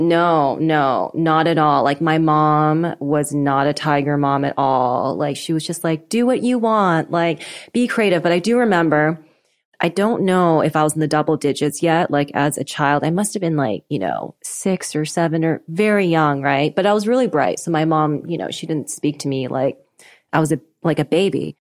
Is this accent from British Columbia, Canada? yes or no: yes; Vancouver, British Columbia, Canada; moved away; I'm Canadian. I grew up in Vancouver, British